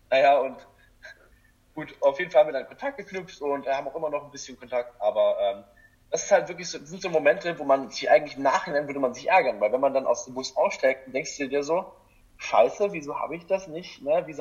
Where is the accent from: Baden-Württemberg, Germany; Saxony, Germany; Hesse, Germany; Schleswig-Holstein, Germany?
Saxony, Germany; Görlitz; now in Dresden, Germany; einfach nach Dresden zu ziehen, weil ich komme ja eigentlich aus Görlitz, ich weiß nicht, wer das alles kennt, das ist an der polnischen Grenze